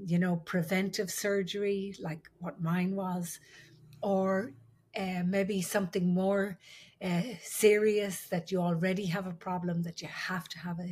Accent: Ireland; I'm the Irish midwife

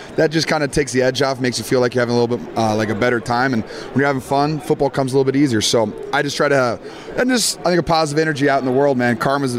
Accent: Iowa, United States; I'm from Iowa, man. I'm a Midwest kid.

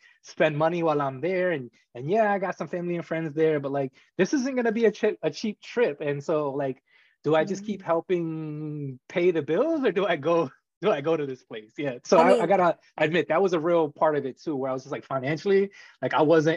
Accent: Rhode Island, United States; moved away as an adult; I'm originally from Rhode Island and I've been gone for 15 years

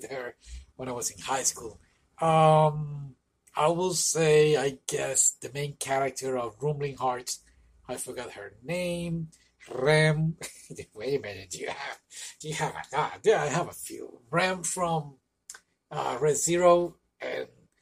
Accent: Puerto Rico; moved away; Well, I'm from Puerto Rico, and in Puerto Rico, they, back when I used to live over there

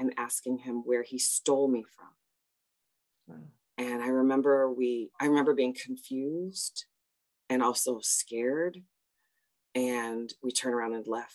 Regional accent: Chicago, Illinois, United States; originally I am from Chicago. I am a Southsider, and all Southsiders have to proudly say they're Southsiders because the South Side of Chicago gets forgotten. And I grew up in a very multicultural, multi-ethnic place

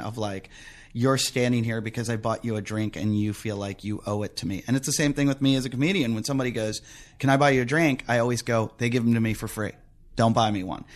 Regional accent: United States; also born or lived in United Kingdom / Australia; as an American

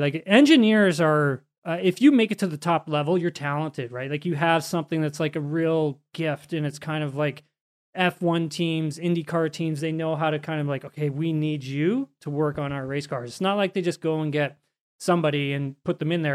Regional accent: Canada; we're both Canadian

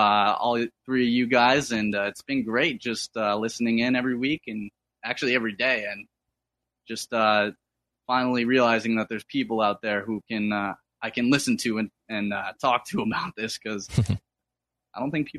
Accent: East Coast, United States; He was born and raised in Minnesota and moved out here to the East Coast where I was born.

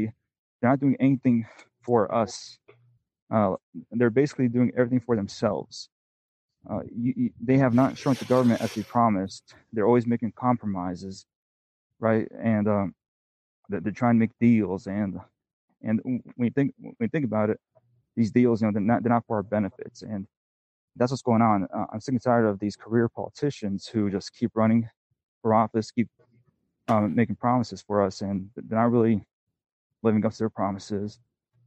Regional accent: Pennsylvania, United States; also born or lived in Italy / Oregon / North Carolina; now in Arizona, United States; I grew up in Pennsylvania, lived in Oregon, lived in North Carolina. And then I moved down to Arizona

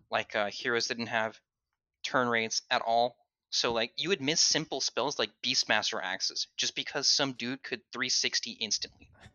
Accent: Southern California, United States; I grew up in Southern California

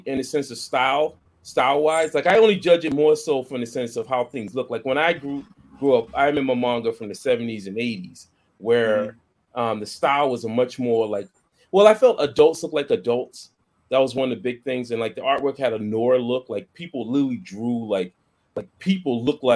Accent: Boston, Massachusetts, United States; I grew up in Boston

